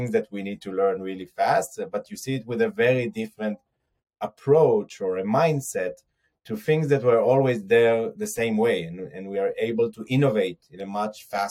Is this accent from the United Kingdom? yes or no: no; Har Adar, near Jerusalem, Jerusalem District, Israel; I grew up in a small village in near Jerusalem called Harada.